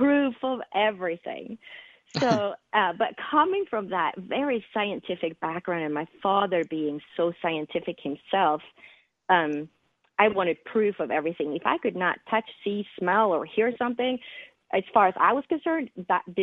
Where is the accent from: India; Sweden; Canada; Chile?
Sweden; English is a second language; moved away as an adult; also born or lived in East Coast, United States / West Coast, United States; now in United States; I was born and raised in Scandinavia, which is in the northern part of Europe, in the country of Sweden. And I didn't move to the United States until I was 21 years old.